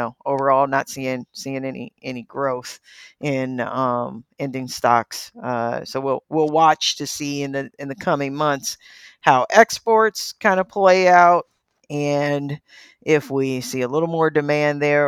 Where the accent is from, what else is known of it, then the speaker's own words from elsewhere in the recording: St. Louis, Missouri, United States; born and raised in St. Louis, multiple generations of family born and raised in St. Louis